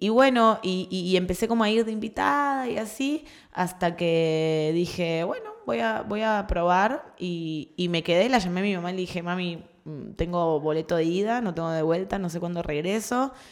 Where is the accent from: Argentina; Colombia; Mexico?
Argentina; moved away as an adult; now in Peru; Cuando era chica y vivía en Argentina